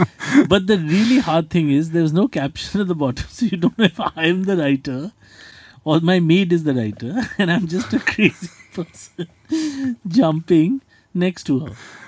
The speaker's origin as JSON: {"language": "English", "country": "India", "said": "we are on holiday as Indians"}